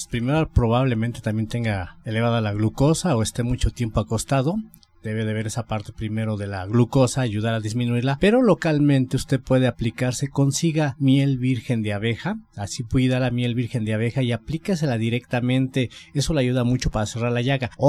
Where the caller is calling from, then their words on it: Coyoacán, Mexico City, Mexico; de Coyoacán